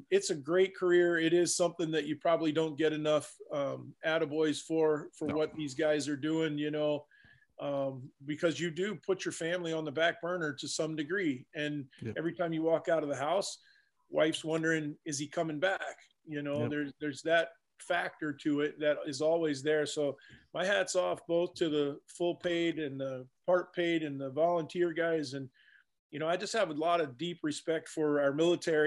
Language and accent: English; Virginia, United States; moved away as an adult; also born or lived in Arkansas / Montana; now in Iowa, United States; I grew up in Virginia, started my fire service career in Arkansas, moved from Arkansas to Montana, lived in Montana almost 20 years